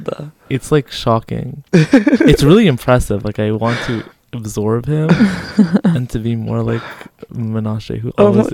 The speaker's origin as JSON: {"language": "English", "town": "Montreal", "region": "Quebec", "country": "Canada", "moved": "as an adult", "lives_now": "Israel", "said": "I'm from Montreal, Canada."}